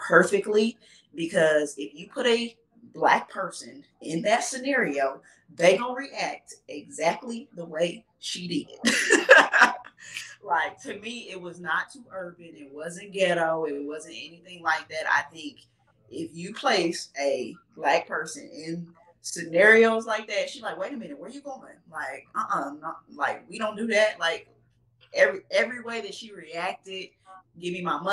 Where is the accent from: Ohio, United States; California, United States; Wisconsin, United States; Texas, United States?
Texas, United States; accent: Texas; my Texas accent